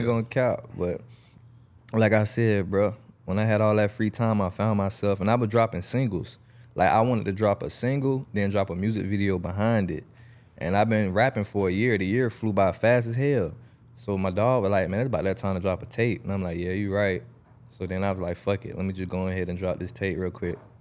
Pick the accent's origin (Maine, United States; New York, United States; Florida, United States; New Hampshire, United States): Florida, United States; Jacksonville; I'm from Jacksonville, Southside